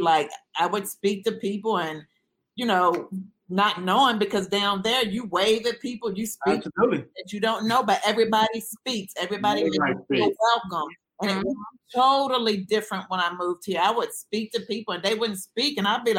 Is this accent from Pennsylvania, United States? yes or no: no; Charlottesville, Virginia, United States; moved away; No, I grew up in the country. I'm originally from Charlottesville, Virginia, so I love the country life now.